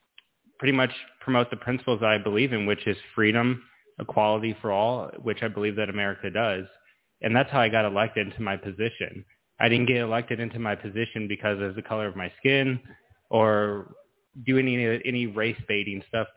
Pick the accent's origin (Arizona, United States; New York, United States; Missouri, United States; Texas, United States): Missouri, United States; Overland; In Overland is where I grew up. In Overland.